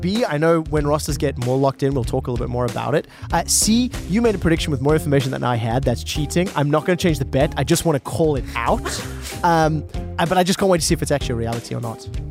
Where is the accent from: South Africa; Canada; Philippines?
South Africa; I'm from South Africa.